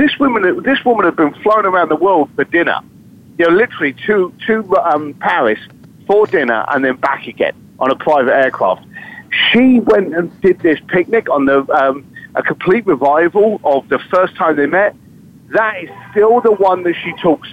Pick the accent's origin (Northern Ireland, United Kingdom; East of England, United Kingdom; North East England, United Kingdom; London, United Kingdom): London, United Kingdom; I'm a bricklayer from East London